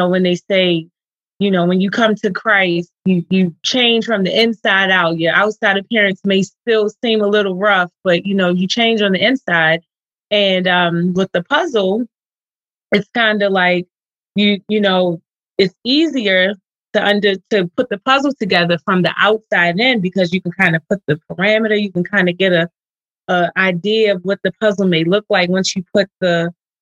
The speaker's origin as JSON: {"language": "English", "town": "Baltimore", "region": "Maryland", "country": "United States", "said": "I'm from Baltimore, Maryland"}